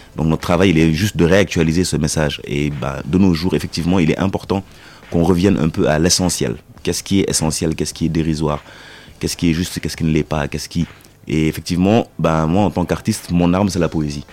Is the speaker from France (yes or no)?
no; Senegal; je suis sénégalais